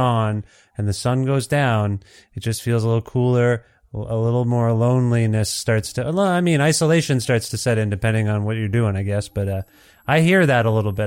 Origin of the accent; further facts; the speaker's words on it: Ontario, Canada; I'm from Ontario originally